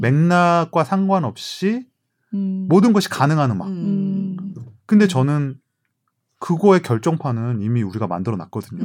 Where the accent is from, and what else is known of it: South Korea